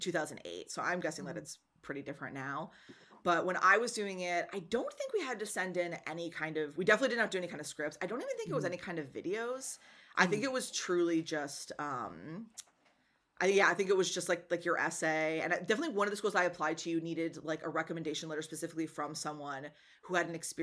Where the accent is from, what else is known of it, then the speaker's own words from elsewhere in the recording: Wisconsin, United States; I'm from Wisconsin